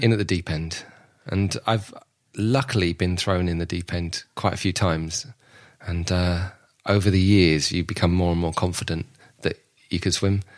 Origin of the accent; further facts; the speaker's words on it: London, United Kingdom; I was born and raised in Southwest London